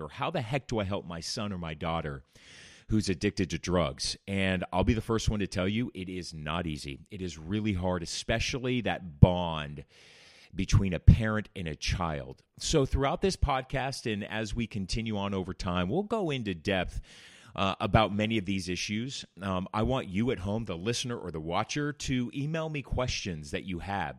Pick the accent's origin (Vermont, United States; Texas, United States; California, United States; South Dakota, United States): California, United States; Orange County; I remember growing up in Orange County, California